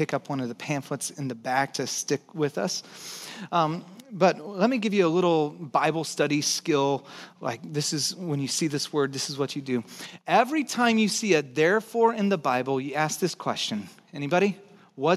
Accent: Texas, United States; I'm from Texas, so I say hill

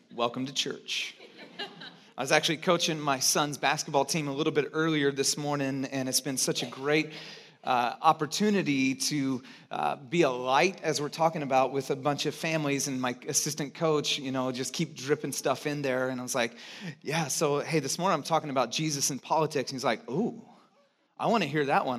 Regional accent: Santa Cruz, California, United States; moved away; also born or lived in Chicago; I grew up in Santa Cruz, this strange, weird bubble

